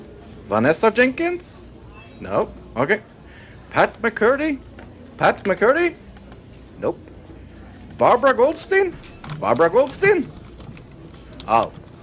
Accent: Norway; It is with me … I am from Norway.

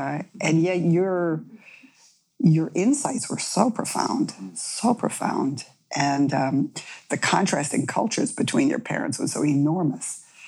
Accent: New England, United States; I grew up in a New England Protestant family.

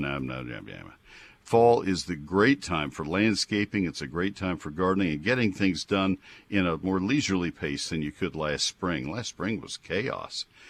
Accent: Brazos County, Texas, United States; born or raised there; also born or lived in Ohio / Colorado / Dallas

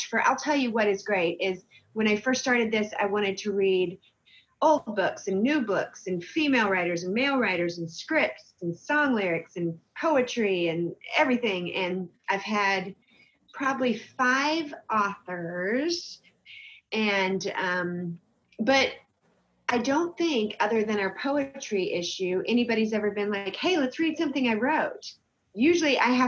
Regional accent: Spartanburg, South Carolina, United States; also born or lived in Boiling Springs, South Carolina; now in Michigan, United States; I grew up in Spartanburg, South Carolina

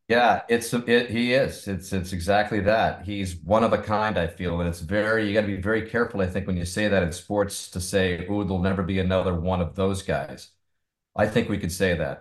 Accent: Tucson, Arizona, United States; growing up in Tucson

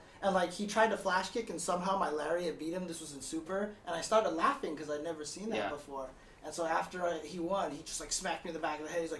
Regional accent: Inland Empire, California, United States; Dude, I grew up in the Inland Empire, okay?

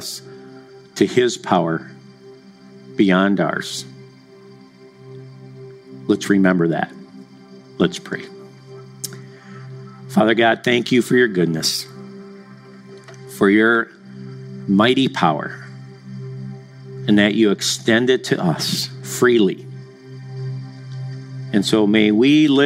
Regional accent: Madison, Wisconsin, United States; I grew up in Madison, Wisconsin

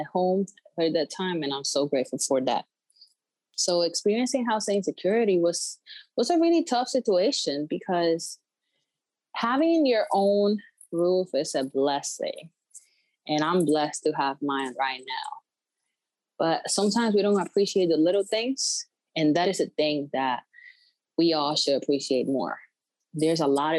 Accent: Puerto Rico; moved away as an adult; now in Connecticut, United States; I'm from Puerto Rico. I'm 24 years old. I came to Connecticut 4 years ago.

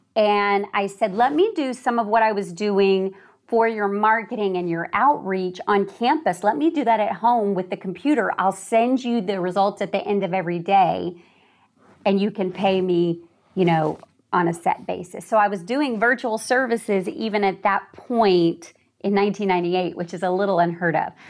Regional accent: Hollywood, Florida, United States; I was born in Hollywood, Florida

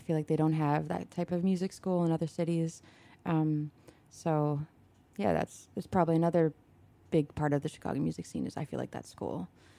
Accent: Toronto, Ontario, Canada; now in United States; I'm from Toronto.

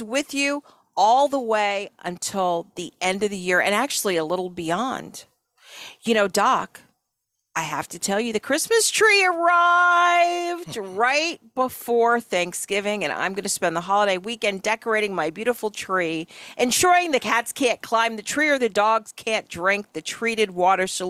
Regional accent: New York, United States; now in Florida, United States; I'm from New York

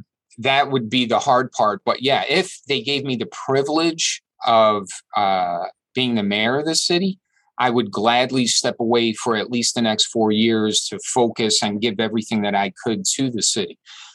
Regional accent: New York City, New York, United States; I'm a New Yorker. This is my hometown.

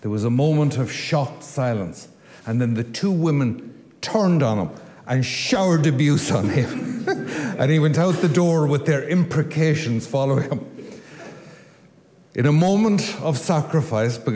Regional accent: Ireland; I come from Lewisburg

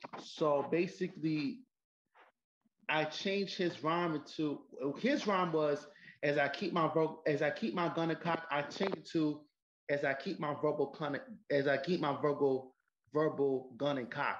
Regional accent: New York City, New York, United States; Well, I'm actually from New York City. Grew up in the Bronx. I'm from the Bronx.

